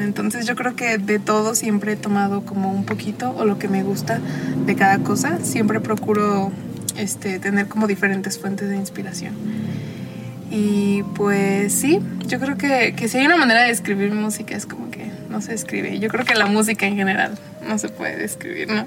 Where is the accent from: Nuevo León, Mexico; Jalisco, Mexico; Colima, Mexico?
Jalisco, Mexico; Arandas; moved away; also born or lived in León, Guanajuato / London / Puerto Vallarta; mi pueblo se escucha la banda